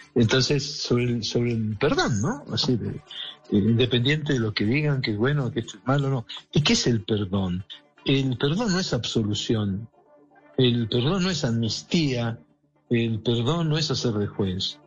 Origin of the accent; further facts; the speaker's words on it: Colombia; yo puedo hablar como colombiano porque soy, además tengo nacionalidad colombiana